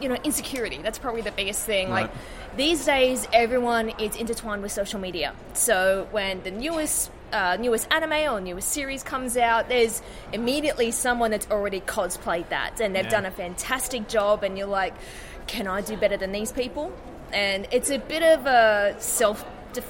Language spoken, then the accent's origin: English; Lower Blue Mountains, New South Wales, Australia; I'm from the Lower Blue Mountains, so everything is cold and miserable.